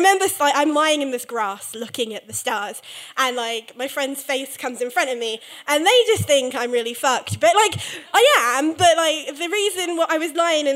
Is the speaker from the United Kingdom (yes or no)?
yes; England, United Kingdom; as an English person